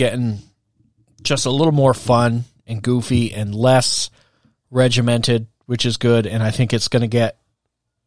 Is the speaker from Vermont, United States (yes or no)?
yes; Hardwick, Vermont, United States; also born or lived in Walden, Vermont / Williamstown, Vermont; I was driving from Williamstown to Hardwick every morning at 6:30